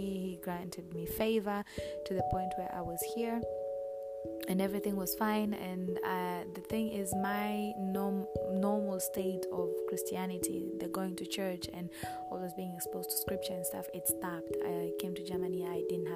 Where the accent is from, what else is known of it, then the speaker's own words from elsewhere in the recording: Kenya; I am Kenyan. I was born and raised in Kenya